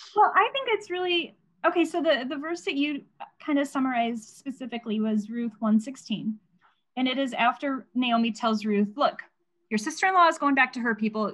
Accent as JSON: {"language": "English", "region": "Indiana", "country": "United States", "tie": "born or raised there", "moved": "as an adult", "lives_now": "Nebraska, United States", "said": "I have married a man who lives in Nebraska and my I was raised in Indiana"}